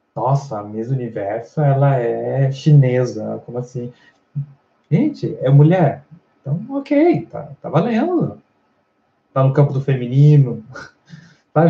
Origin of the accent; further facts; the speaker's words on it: Brazil; nossa cultura como brasileiros